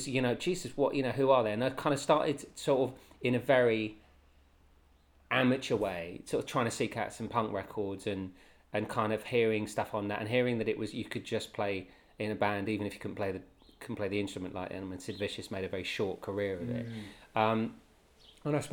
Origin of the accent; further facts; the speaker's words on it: Welsh, Wales, United Kingdom; we're Welsh